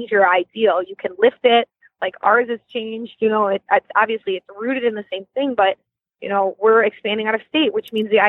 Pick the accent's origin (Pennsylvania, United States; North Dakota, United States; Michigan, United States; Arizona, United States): Michigan, United States; also born or lived in India; and we're from Michigan.